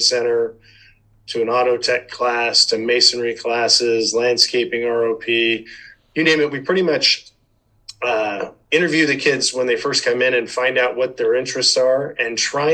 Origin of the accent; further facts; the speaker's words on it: Chino Hills, California, United States; I grew up in Chino Hills, old Chino Hills.